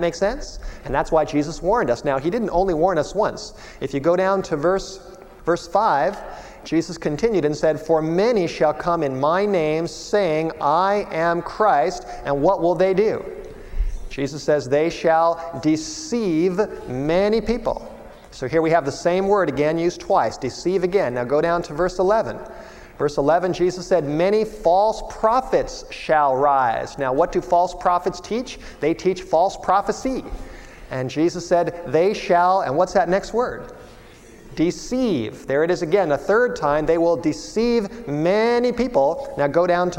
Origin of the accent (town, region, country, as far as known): Los Angeles, California, United States; born or raised there; moved away as an adult; also born or lived in Michigan